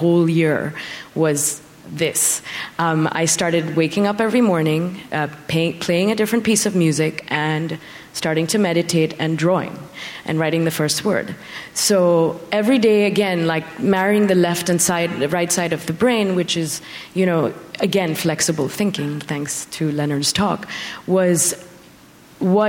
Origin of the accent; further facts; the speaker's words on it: India; now in United States; even though I'm Indian, I never really meditated before 2014.